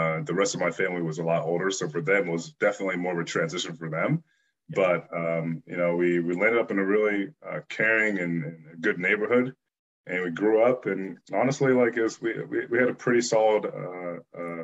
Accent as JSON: {"language": "English", "town": "Bloomsburg", "region": "Pennsylvania", "country": "United States", "tie": "born or raised there", "also_born_or_lived": "Benin City, Nigeria", "said": "growing up in Bloomsburg, Pennsylvania was good"}